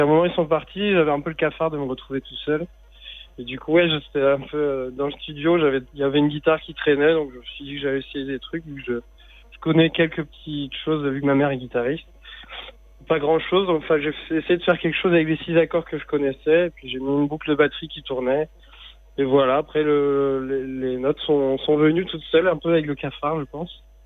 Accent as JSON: {"language": "French", "town": "Morlaix", "region": "Brittany", "country": "France", "tie": "born or raised there", "said": "Nord Finistère même, de là où j'ai grandi, vers Morlaix"}